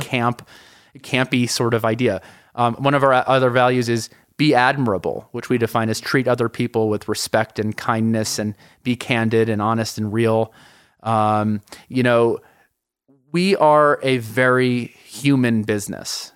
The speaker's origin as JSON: {"language": "English", "town": "New York City", "region": "New York", "country": "United States", "moved": "as an adult", "lives_now": "Colorado, United States", "said": "I'm from New York City originally, moved to Colorado"}